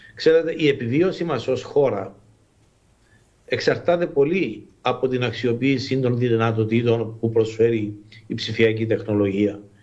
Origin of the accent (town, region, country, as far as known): Cyprus